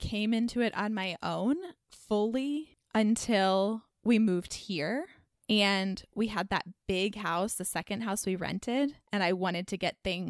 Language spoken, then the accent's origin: English; Dallas, Texas, United States; now in Carrboro, United States; growing up in Dallas